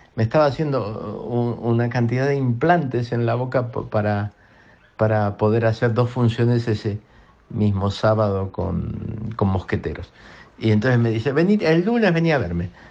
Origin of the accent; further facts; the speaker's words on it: Argentina; todos creciéramos como argentinos